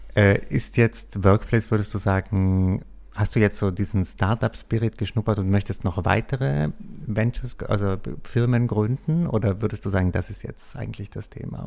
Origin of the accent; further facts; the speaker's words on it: South Tyrol, Trentino-Alto Adige, Italy; ich arbeite manchmal auch in den Bergen in meiner Heimat in Südtirol